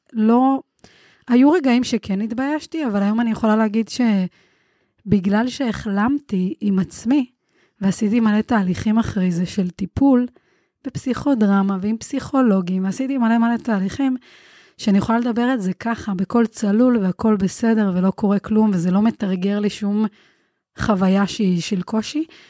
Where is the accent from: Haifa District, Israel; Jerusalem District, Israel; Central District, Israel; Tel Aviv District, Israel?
Tel Aviv District, Israel; Bnei Brak; אני גדלתי כחרדית מבני ברק